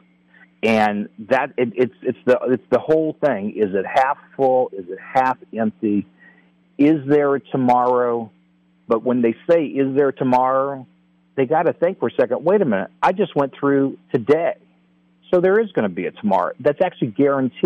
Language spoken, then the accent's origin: English; New Orleans, Louisiana, United States; I'm actually from New Orleans